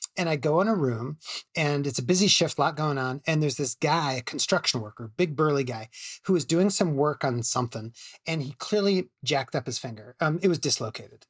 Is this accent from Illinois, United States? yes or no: yes; Chicago, Illinois, United States; at University of Chicago, where I'm from Chicago.